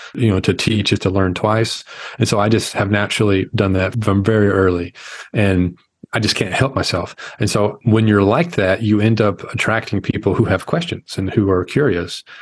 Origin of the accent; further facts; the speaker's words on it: Arkansas, United States; I'm the guy from Arkansas